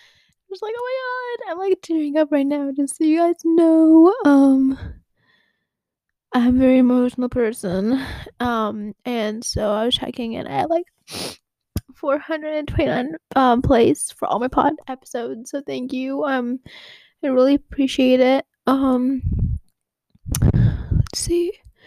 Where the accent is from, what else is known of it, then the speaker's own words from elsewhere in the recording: Abu Dhabi, United Arab Emirates; English is a second language; And I'm from Abu Dhabi, from the UAE.